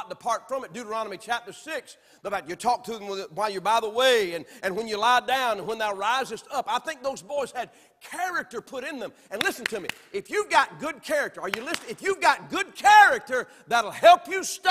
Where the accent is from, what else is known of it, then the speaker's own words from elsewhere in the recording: the South, United States; I'm from the South